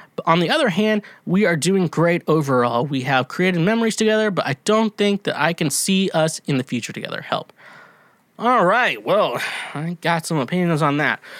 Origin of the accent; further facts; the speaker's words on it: Kansas, United States; accent: Midwest; I'm from Kansas